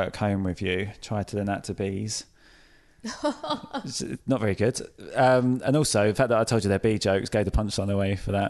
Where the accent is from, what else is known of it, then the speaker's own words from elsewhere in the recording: Folkestone, South East England, United Kingdom; I come from Folkestone in Kent, which is where the Channel Tunnel starts